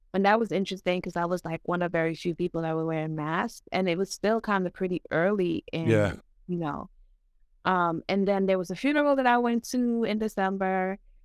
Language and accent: English; New York City, New York, United States; That's the type of church I grew up in New York City. It is very Caribbean. It's very different from American church.